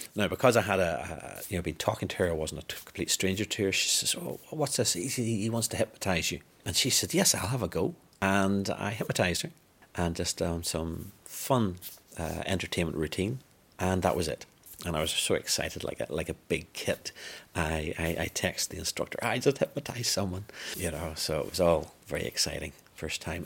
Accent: Northern Ireland, United Kingdom; I'm born and bred in Northern Ireland

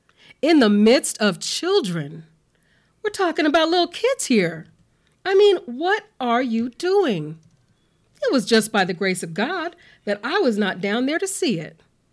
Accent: Omaha, Nebraska, United States; I grew up in Fontenelle Housing Project, and it was called Little Vietnam because of its reputation for being violent.

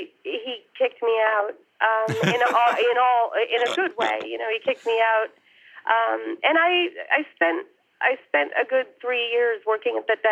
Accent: Wilton, Connecticut, United States; I grew up in Connecticut, a town called Wilton in Fairfield County, it's a commuter town, about an hour outside the city, north.

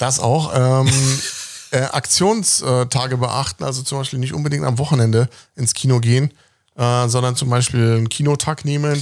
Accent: Berlin, Germany; ich bin in Westberlin aufgewachsen, lebe aber im Osten.

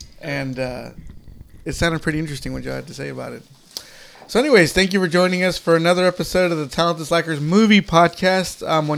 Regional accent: Texas, United States; I'm from Texas.

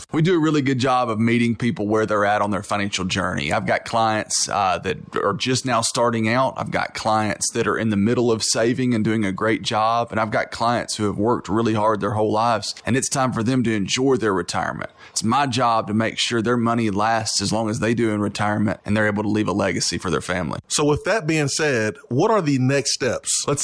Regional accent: Knoxville, Tennessee, United States; and raised here in Knoxville. Uh, my family's owned a business here since the 1920s.

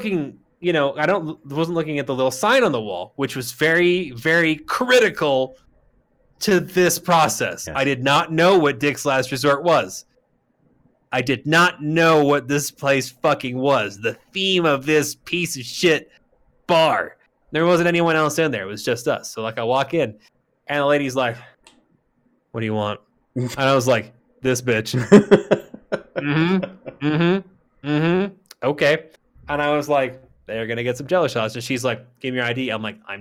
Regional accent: Arizona, United States; I'm from Arizona

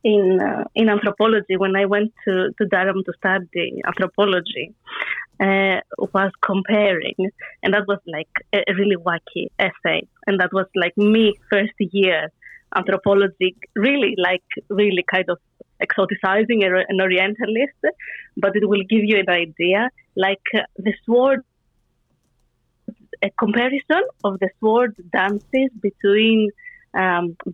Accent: Athens, Attica, Greece; I'm Greek, so I'm a neighbor. I come from Athens. I grew up in a very Greek or rather Greek household

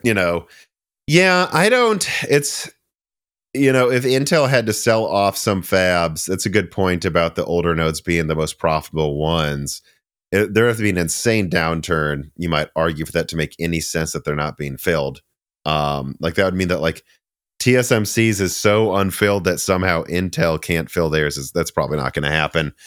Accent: Minnesota, United States; now in Nashville, United States; I'm from Minnesota

